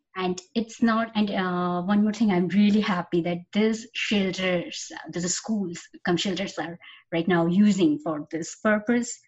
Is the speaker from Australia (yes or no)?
no; Khulna, Khulna Division, Bangladesh; moved away as an adult; I was born and brought up in Khulna, Bangladesh, and my school, college, university was all there